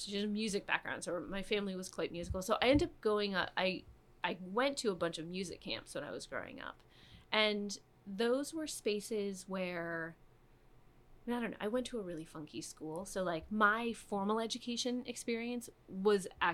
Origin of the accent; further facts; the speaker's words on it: Michigan, United States; I grew up in Michigan